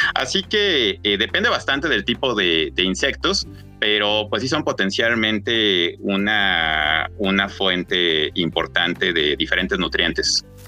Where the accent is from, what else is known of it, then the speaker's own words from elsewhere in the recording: Mexico City, Mexico; yo nací en la Ciudad de México, así que a pesar de haber eh, nacido y crecido, eh, haber estado la mayor parte de mi vida en una gran, gran ciudad